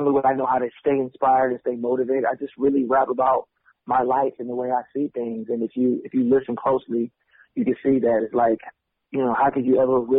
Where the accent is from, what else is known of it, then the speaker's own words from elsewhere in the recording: Richmond, California, United States; Yeah, it's about you know it's close to Berkeley, Oakland, not too far from San Francisco, that area.